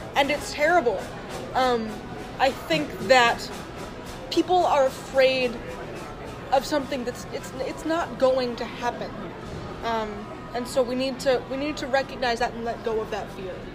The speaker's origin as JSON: {"language": "English", "region": "Delaware", "country": "United States", "tie": "born or raised there", "also_born_or_lived": "North Carolina", "said": "I was born in North Carolina, and I moved to Delaware um, right after I turned six"}